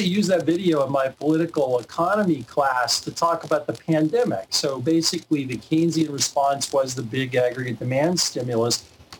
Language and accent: English; the South, United States; You mentioned Florida. I'm from the South. There's an expression, fixing to do something.